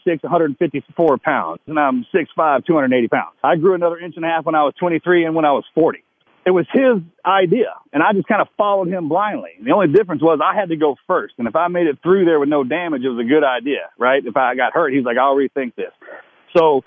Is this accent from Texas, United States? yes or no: yes; Texas, United States; accent: Southern; I'm American-made, Texas edition